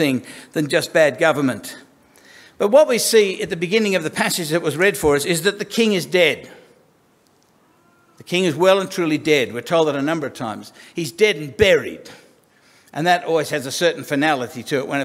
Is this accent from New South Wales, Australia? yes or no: yes; Sydney, New South Wales, Australia; I was born in King's Cross because that sounds classier than Darlinghurst